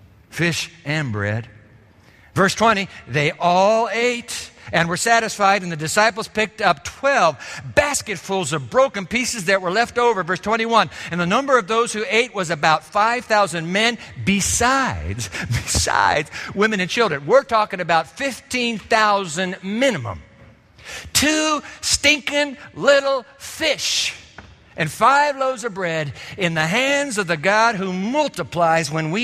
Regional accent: Japan; As a boy, you know, growing up in Japan, I was fascinated with the fish markets because Japan is a sea-bound nation

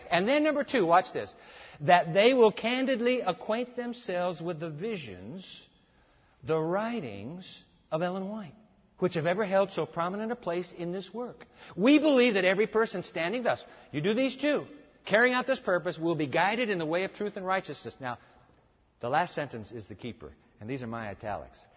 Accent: Japan; Now, look, when I grew up, I grew up in Japan. Let me tell you about the breakfast cereals in Japan.

